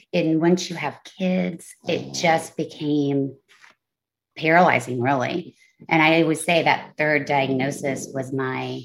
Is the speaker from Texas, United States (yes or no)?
yes; Texas, United States; moved away as an adult; also born or lived in Los Angeles, California; I am 43 years old and live in Texas